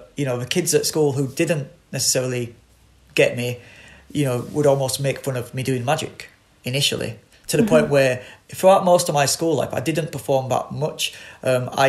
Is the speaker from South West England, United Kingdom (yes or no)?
no; Bradford, Yorkshire and the Humber, United Kingdom; I grew up on Delphill Estate in Bradford